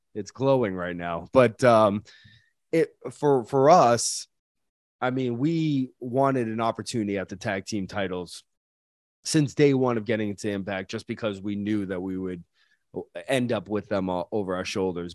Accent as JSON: {"language": "English", "region": "New England", "country": "United States", "said": "we're all from the same area, we're all from the New England area"}